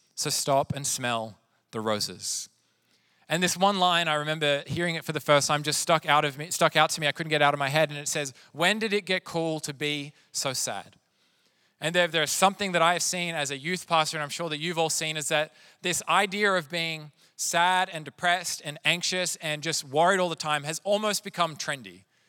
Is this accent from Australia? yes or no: yes; Sydney, New South Wales, Australia; now in Wilmington, United States; I grew up in Sydney, which is also known for its seafood